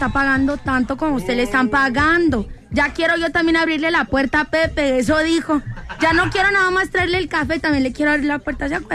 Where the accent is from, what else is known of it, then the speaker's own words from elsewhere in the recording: Colombia; Porque allá en Colombia la gente es envidiosa más con las parejas